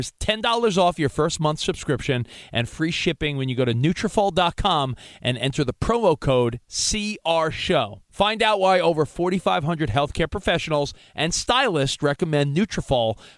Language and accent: English; East Coast, United States; moved away; I grew up on the East Coast